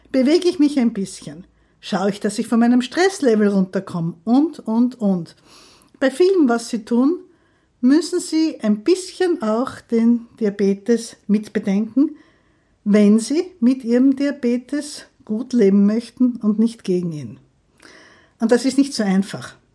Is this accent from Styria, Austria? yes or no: yes; Graz, Styria, Austria; now in Vienna, Austria; Ich bin eigentlich gar keine Wienerin, aber ich liebe diese Stadt. Ich komme aus Graz, habe in Wien dann fertig studiert